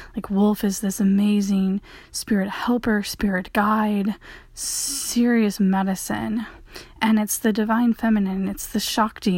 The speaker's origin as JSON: {"language": "English", "region": "Michigan", "country": "United States", "tie": "born or raised there", "said": "all my sports were water sports growing up in Michigan"}